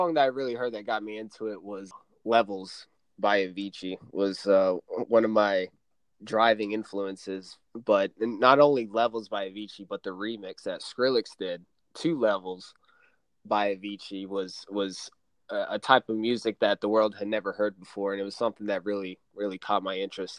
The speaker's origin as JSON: {"language": "English", "town": "Raleigh", "region": "North Carolina", "country": "United States", "tie": "born or raised there", "also_born_or_lived": "Boston, Massachusetts / Florida", "said": "I'm from Raleigh, North Carolina, actually. I moved around a bit, but Raleigh, North Carolina would be my home."}